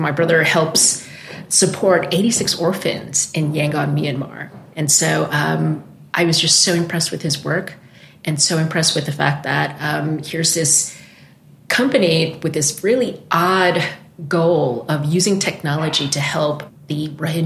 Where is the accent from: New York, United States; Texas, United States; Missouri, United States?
New York, United States; I'm originally from New York